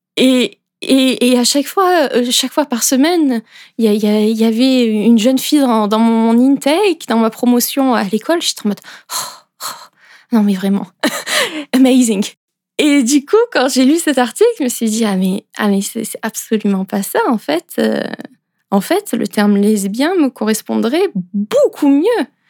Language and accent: French; France; moved away as an adult; now in Switzerland; Et à l'origine, moi, je suis française et ça fait 5 ans que je suis en Suisse